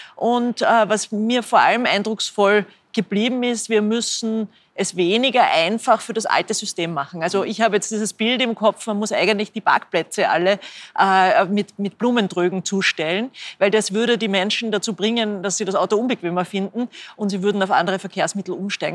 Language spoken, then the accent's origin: German; Linz, Upper Austria, Austria; ich bin selber aus Linz